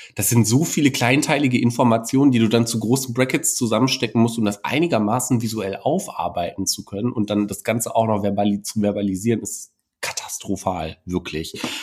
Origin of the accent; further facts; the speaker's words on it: Germany; hier bei uns in Deutschland